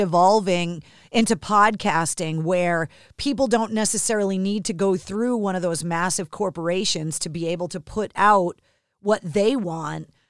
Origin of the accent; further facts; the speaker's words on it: Boston, Massachusetts, United States; growing up in New England, in America